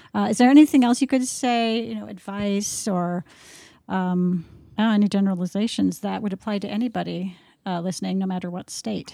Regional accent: Minnesota, United States; I'm from Minnesota, it's a blue state

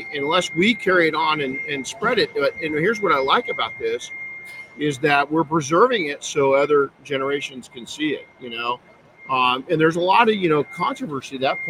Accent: Southern California, United States; I grew up in Southern California where the Santa Ana winds.

